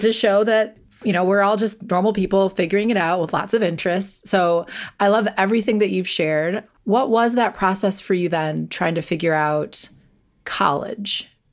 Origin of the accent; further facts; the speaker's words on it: Wisconsin, United States; I grew up in Wisconsin.